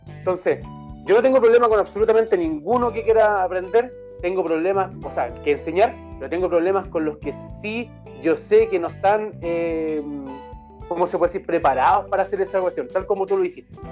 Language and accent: Spanish; Puente Alto, Santiago Metropolitan Region, Chile; Ya, ¿dónde queda? En Maipú. Ah, pero es que yo soy de Puente Alto, me queda extremadamente lejos.